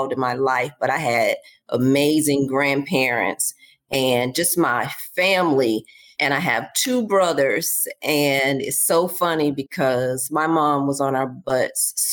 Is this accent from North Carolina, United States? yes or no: yes; Charlotte, North Carolina, United States; moved away; I'm from Charlotte, where I live at again today